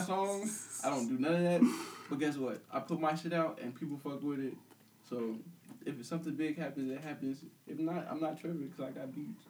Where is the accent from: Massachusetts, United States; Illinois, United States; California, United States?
Illinois, United States; Peoria; I'm from Peoria. I had no problem admitting that. Everybody knows me from school